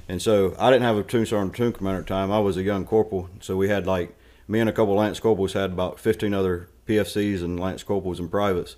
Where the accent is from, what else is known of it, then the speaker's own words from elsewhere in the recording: Stanly County, North Carolina, United States; I was born, uh, About thirty miles east of Charlotte, Stanley County, Oak Bar, North Carolina, uh, went to high school called West Stanley High School